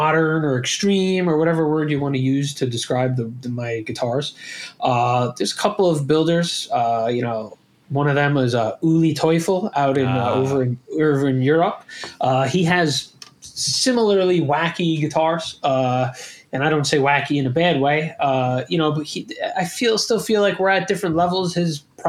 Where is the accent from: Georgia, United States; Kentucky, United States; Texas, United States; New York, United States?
New York, United States; now in Miami, United States; From New York, but yeah. It's you know, I don't live in New York anymore